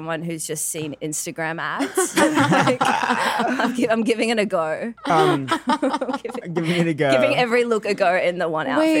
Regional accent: Sydney, New South Wales, Australia; I'm from Australia, Sydney.

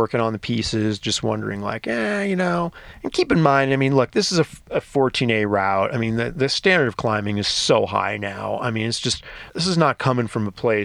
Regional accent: outside of New York City, United States; now in Smith Rock, United States; I grew up outside of New York City on the East Coast

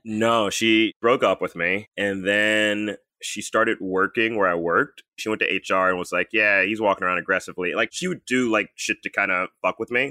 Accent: Texas, United States; I was born in Texas

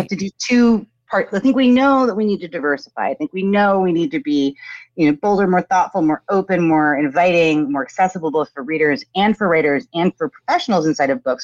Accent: New Jersey, United States; also born or lived in New York / Teaneck, New Jersey / Montclair, New Jersey; I was born in New York, grew up in New Jersey

